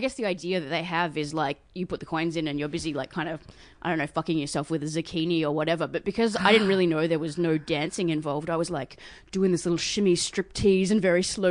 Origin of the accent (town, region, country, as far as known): Perth, Western Australia, Australia